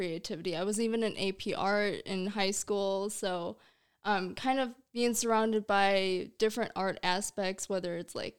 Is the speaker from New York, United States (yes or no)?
no; Delavan, Wisconsin, United States; also born or lived in Milwaukee, Wisconsin; I'm originally from Delavan